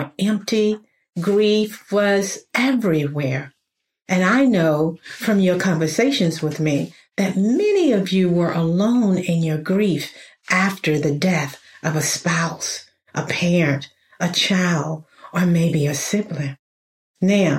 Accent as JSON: {"language": "English", "region": "middle Georgia", "country": "United States", "tie": "born or raised there", "said": "I was born in Georgia, middle Georgia, to be more exact. You probably hear it in my voice now"}